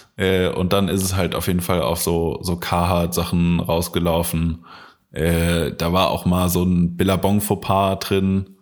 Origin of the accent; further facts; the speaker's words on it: Koblenz, Rhineland-Palatinate, Germany; bei uns in Koblenz gab es halt einen Laden